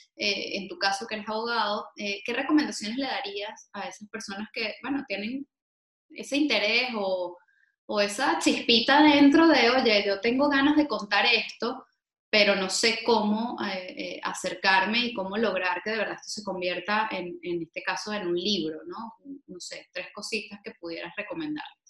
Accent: Venezuela; now in Spain; como venezolanos, estemos donde estemos

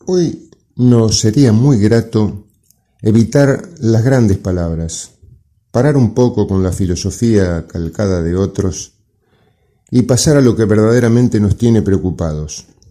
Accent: Argentina

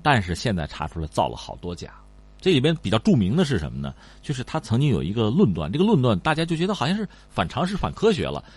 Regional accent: China; 我们中国人

